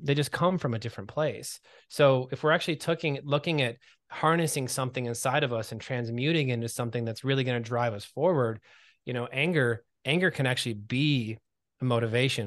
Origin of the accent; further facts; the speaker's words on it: Michigan, United States; now in Los Angeles, United States; I'm from Michigan originally